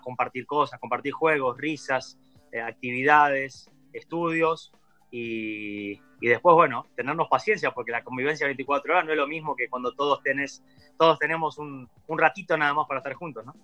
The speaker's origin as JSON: {"language": "Spanish", "country": "Argentina", "also_born_or_lived": "São Paulo, Brazil", "moved": "yes", "lives_now": "Uruguay", "said": "como argentinos"}